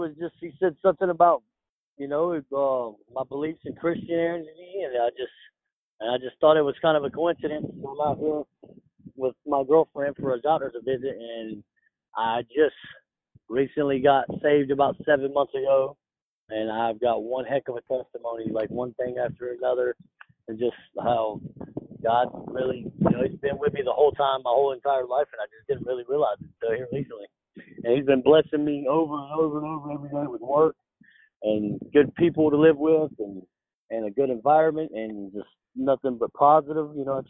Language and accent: English; Los Angeles, California, United States; born there; So I was born in Los Angeles, California. I was actually born in an earthquake in Los Angeles, California.